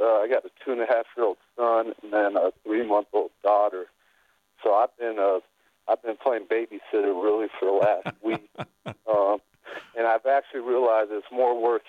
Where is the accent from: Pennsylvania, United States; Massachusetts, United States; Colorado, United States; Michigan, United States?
Colorado, United States; born or raised there; also born or lived in UCLA, Los Angeles, California